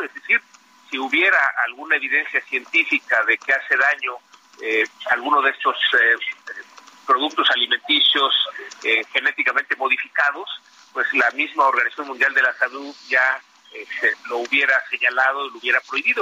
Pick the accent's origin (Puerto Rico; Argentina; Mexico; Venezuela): Mexico; somos un país de Estado de Derecho